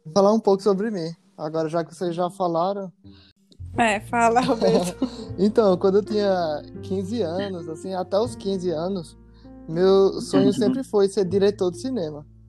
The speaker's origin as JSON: {"language": "Portuguese", "region": "Paraíba", "country": "Brazil", "moved": "as an adult", "lives_now": "Rio de Janeiro, Brazil", "said": "Vim direto da Paraíba pela primeira vez morando fora aqui no Rio de Janeiro. Eu já era cirurgião quando eu saí da Paraíba"}